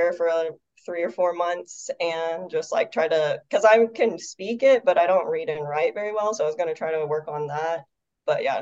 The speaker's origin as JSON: {"language": "English", "town": "Birmingham", "region": "Alabama", "country": "United States", "tie": "born or raised there", "also_born_or_lived": "Atlanta / Beijing", "said": "So I was born in Birmingham, did most of K through 12 in Birmingham."}